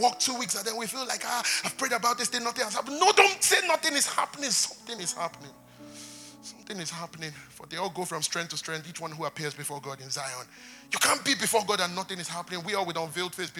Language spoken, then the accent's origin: English; Nigeria; we're from Nigeria.